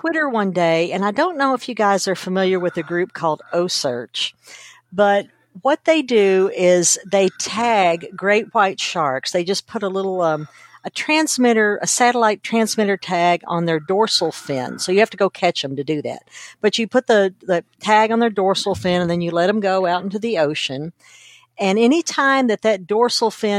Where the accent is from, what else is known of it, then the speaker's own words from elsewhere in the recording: Kentucky, United States; I grew up in Kentucky, which is a very rural area